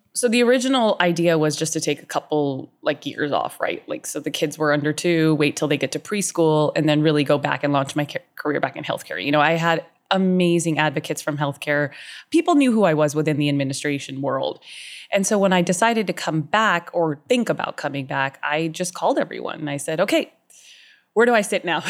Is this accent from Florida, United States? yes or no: no; Southern California, United States; I lived in Southern California, born and raised my whole life